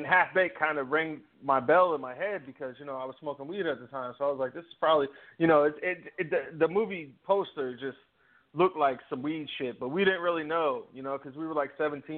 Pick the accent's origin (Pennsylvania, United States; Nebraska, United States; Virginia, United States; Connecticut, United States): Virginia, United States; I grew up in Virginia